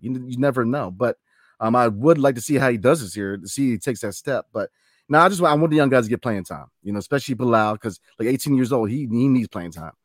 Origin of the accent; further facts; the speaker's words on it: Northern Virginia, United States; I was raised in North Virginia.